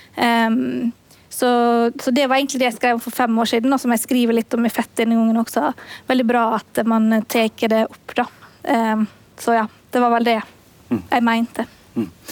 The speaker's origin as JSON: {"language": "Norwegian", "region": "Møre og Romsdal", "country": "Norway", "said": "også i Møre og Romsdal, der jeg kommer fra"}